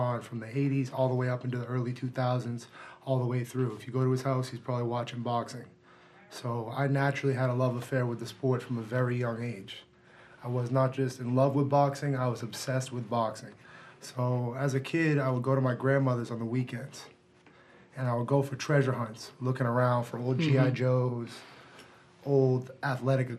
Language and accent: English; Marblehead, Massachusetts, United States; also born or lived in Gloucester, Massachusetts; growing up in Marblehead, Massachusetts, and growing up in the North Shore, and then eventually moving to Gloucester